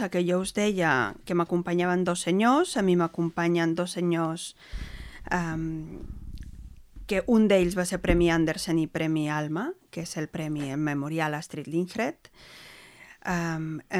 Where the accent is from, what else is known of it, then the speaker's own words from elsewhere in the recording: Argentina; Soc argentina.